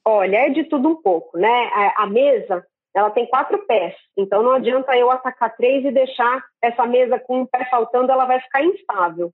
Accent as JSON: {"language": "Portuguese", "town": "Santos", "region": "São Paulo", "country": "Brazil", "tie": "born or raised there", "said": "cidade onde eu nasci e vivo, é, mas Santos no litoral de São Paulo"}